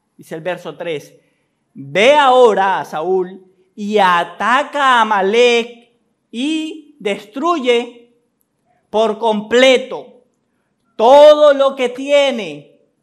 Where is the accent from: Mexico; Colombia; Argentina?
Colombia; nuestra historia como colombianos